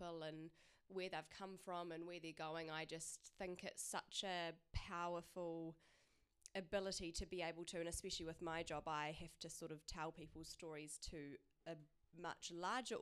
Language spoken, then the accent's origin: English; Christchurch, Canterbury, New Zealand; being back home and being in Christchurch, is I'm from Christchurch